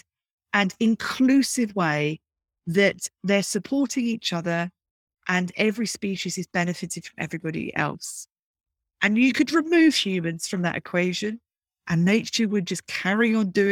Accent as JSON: {"language": "English", "town": "Brighton", "region": "South East England", "country": "United Kingdom", "tie": "born or raised there", "said": "growing up in Brighton in the UK"}